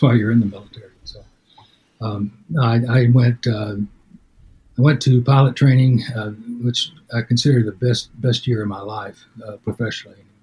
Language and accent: English; Denison, Texas, United States; Denison, Texas, it's my hometown